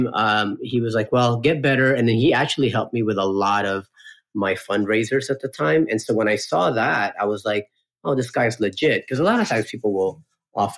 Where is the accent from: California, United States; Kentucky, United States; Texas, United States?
California, United States; also born or lived in Philippines / Florida; I was born in the Philippines, moved to California, I think in 84 or so. I was like 6, 7 years old at the time. Pretty much grew up in California until I was 18